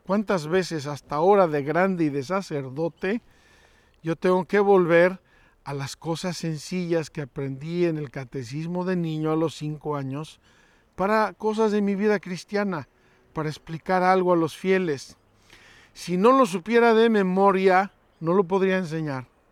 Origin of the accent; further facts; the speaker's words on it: Mexico; Unos chiles que se hacen en mi tierra